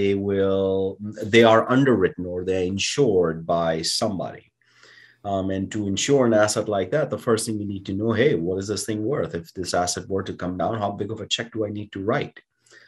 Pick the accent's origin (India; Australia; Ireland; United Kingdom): India; now in United States; growing up in India, you know, I would look at the stars and I would dream about coming to America